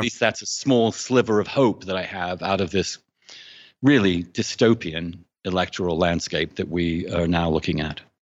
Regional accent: England, United Kingdom; moved away as an adult; I grew up in England, um, in the seventies and eighties

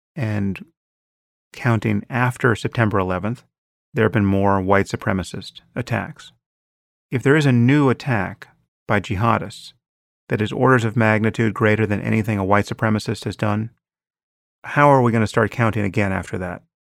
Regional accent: United States

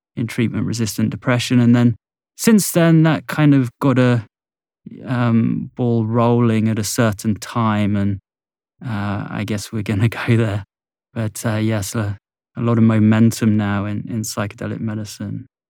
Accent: Bournemouth, South West England, United Kingdom; in my hometown of Bournemouth on the south coast of England

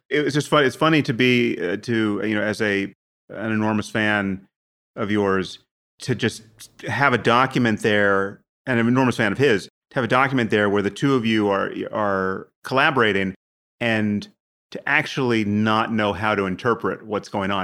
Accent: United States; I'm from America

